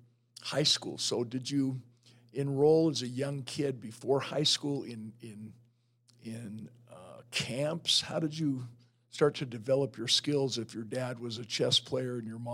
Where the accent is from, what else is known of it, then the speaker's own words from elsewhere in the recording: Salt Lake City, Utah, United States; And I grew up here in Salt Lake City